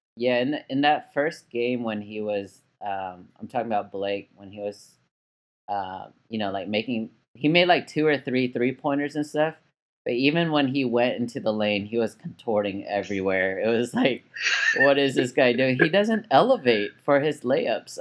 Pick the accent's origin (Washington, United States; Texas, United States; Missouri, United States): Texas, United States; Dallas; my hometown team, the Mavericks